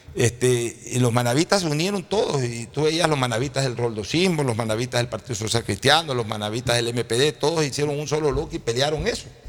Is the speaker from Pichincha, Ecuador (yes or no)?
no; Guayaquil, Guayas, Ecuador; yo sí quisiera que algún día los guayaquileños aprendamos